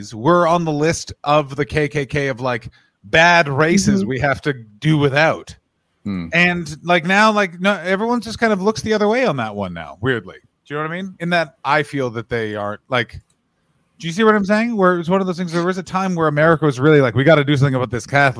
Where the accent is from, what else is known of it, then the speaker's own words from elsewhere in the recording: Ontario, Canada; I grew up in Ontario in the 90s